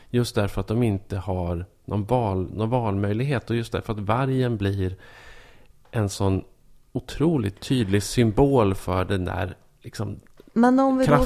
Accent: Norrland, Sweden; Och det är det absolut värsta man kan tänka sig som norrlänning.

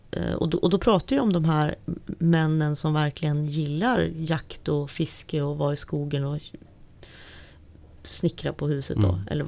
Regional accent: Norrland, Sweden; jag är född och uppvuxen i Norrland och min, hela min släkt verkligen är och har bott och levt i Norrland.

